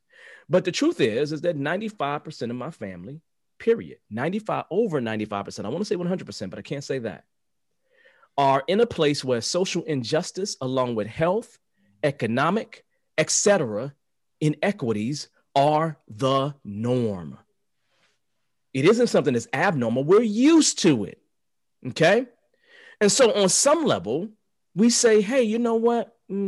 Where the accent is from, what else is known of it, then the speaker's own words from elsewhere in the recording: Chicago, Illinois, United States; I never put my back to the door. I don't do that because I'm from the South Side of Chicago.